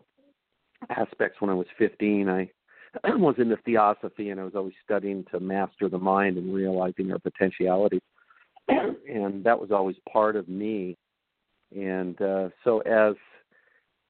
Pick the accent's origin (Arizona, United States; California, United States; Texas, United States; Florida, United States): California, United States; Southern; growing up in Southern California